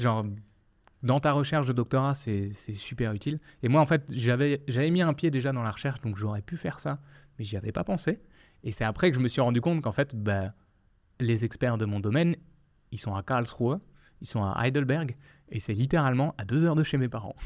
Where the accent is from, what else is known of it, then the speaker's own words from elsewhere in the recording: France; moved away as an adult; also born or lived in Quebec; now in Quebec City, Canada; moi, en tant que Français